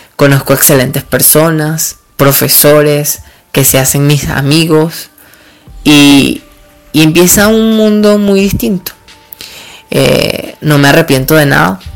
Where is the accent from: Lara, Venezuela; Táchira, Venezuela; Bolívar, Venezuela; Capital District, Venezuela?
Lara, Venezuela; Duaca; also born or lived in Barquisimeto / Caracas; vengo de un pueblo del estado Lara, que se llama Duaca. Siempre voy a ser orgulloso porque aquí he vivido, aunque nací en Barquisimeto.